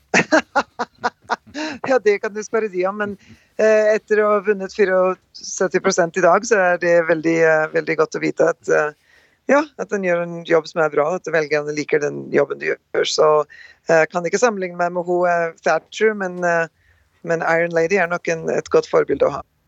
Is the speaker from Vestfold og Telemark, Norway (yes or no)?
yes; Rjukan and Skien, Vestfold og Telemark, Norway; moved away as an adult; now in North Dakota, United States; Født og oppvokst på Rjukan og Skien, eh, Norge. Reiste ut ja, 38 år siden nå. Gift og bor på svær gård i Nord-Dakota